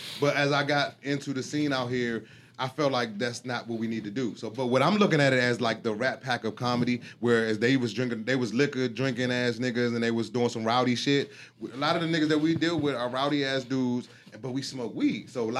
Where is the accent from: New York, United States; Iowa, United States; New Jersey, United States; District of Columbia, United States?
District of Columbia, United States; Washington; moved away; I'm from the District of Columbia